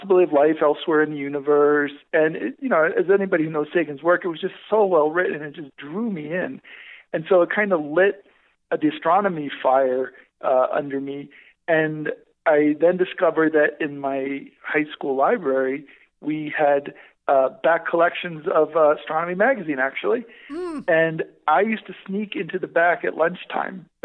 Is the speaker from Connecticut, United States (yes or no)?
yes; Connecticut, United States; moved away as an adult; also born or lived in Canada / Netherlands / Chile / Hawaii; I grew up in Connecticut